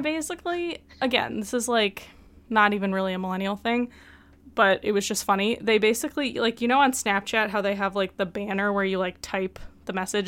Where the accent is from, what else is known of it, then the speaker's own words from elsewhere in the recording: Midwest, United States; I'm from the Midwest